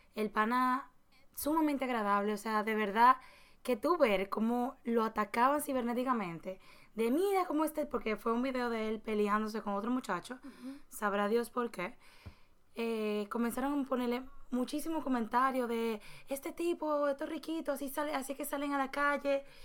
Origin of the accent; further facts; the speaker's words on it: Dominican Republic; nosotros somos dominicanos